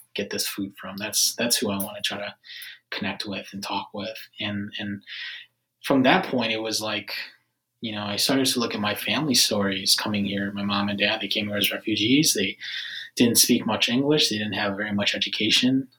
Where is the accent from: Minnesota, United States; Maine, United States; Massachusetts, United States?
Minnesota, United States; moved away as an adult; now in Washington, D.C., United States; I grew up in Minnesota, and I was actually an engineer before starting Foodini